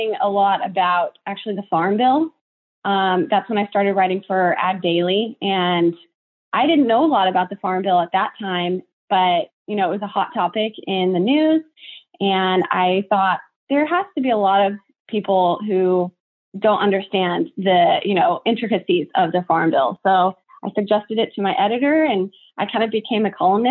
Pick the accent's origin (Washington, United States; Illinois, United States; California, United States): California, United States; Tulare; I'm from Tulare, California, which is one of the largest, you know, agricultural